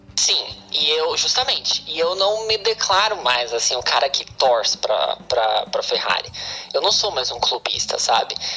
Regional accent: Brazil; moved away; a gente não tinha muito canal na, na, no interior

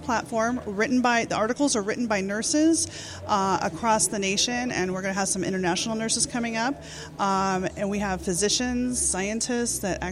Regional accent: Orange County, Southern California, United States; I was born and raised in Southern California, so very conservative

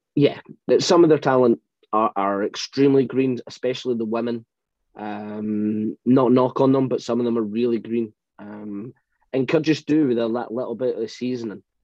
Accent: United Kingdom; I'm British

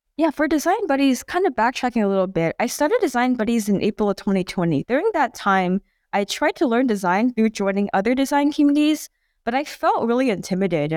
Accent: Bay Area, California, United States; growing up in the Bay Area

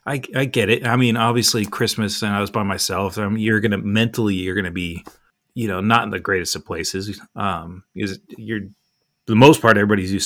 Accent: California, United States; moved away; back when we all kind of lived in the same area when I grew up in California.

